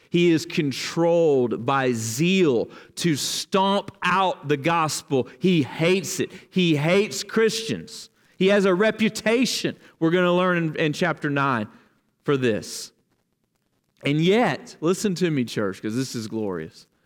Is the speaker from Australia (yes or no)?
no; the Bible Belt, United States; Now, listen, I never persecuted the church. It wasn't like that. I grew up in the Bible Belt.